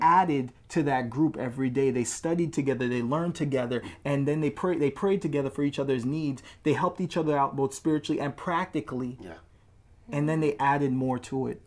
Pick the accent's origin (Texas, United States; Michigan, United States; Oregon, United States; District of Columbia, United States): District of Columbia, United States; Washington; I'm from Washington, D.C.